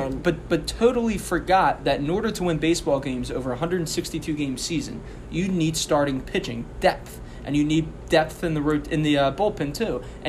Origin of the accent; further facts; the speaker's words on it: Ireland; And being an Irish person, it was very hard for me not to pick up a drink before we gathered and did this show.